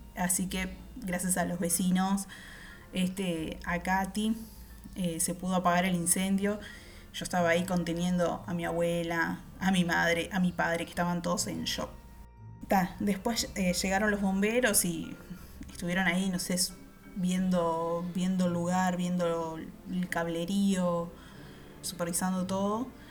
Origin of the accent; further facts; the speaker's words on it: Uruguay; soy uruguaya